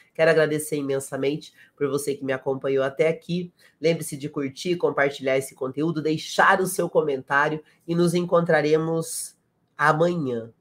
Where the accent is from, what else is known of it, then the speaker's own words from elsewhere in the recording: South Region, Brazil; eu sou do Sul também